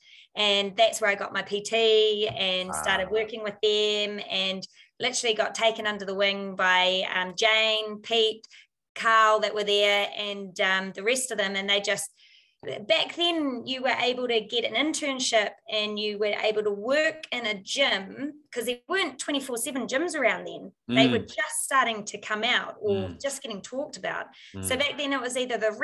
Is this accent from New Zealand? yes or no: yes; New Zealand; our qualifications as a Kiwi over here over in the US